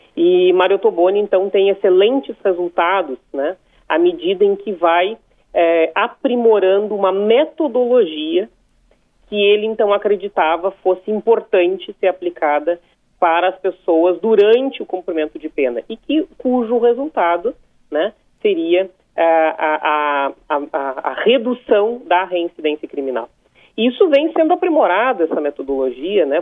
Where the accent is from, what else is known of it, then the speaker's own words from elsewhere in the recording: São Lourenço do Sul, Rio Grande do Sul, Brazil; A minha cidade tem 45 mil habitantes, São Lourenço do Sul, minha cidade natal